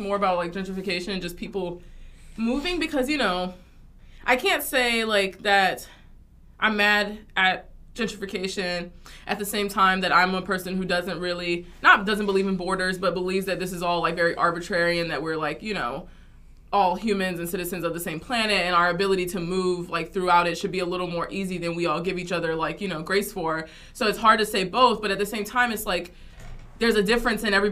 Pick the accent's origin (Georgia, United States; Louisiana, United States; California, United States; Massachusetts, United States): Georgia, United States; Metro Atlanta; moved away as an adult; also born or lived in Covington, Georgia / New York; now in Florida, United States; I grew up around Metro Atlanta, so not the city